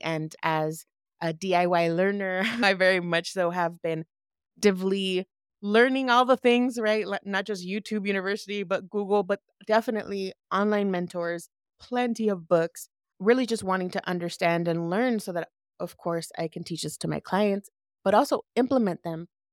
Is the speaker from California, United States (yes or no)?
yes; Lynwood, California, United States; also born or lived in Downey, California; I was born and raised in L A, shout out to the hood, I was raised in Linwood